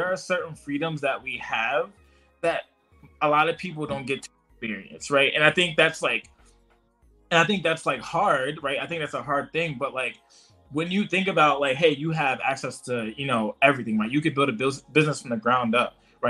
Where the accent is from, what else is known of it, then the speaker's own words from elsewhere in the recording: United States; America, like our home, like my home country, our home country